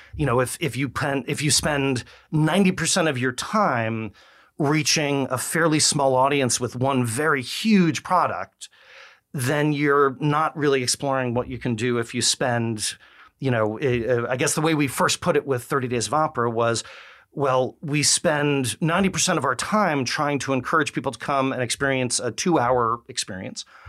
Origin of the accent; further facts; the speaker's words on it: New York, United States; accent: New Yorker; now in Memphis, United States; I'm a New Yorker